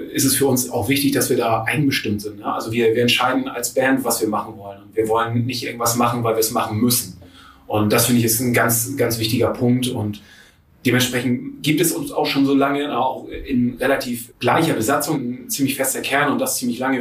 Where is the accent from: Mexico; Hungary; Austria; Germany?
Germany; Friedrichstadt, Schleswig-Holstein; Ich komme ziemlich weit aus dem Norden Deutschlands, ähm, oben aus, äh, von der Nähe von Husum aus Friedrichstadt.